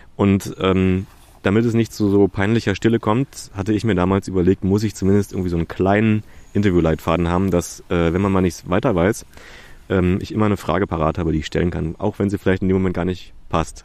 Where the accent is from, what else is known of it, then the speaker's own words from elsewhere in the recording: Berlin, Germany; ich bin da geboren in Köpenick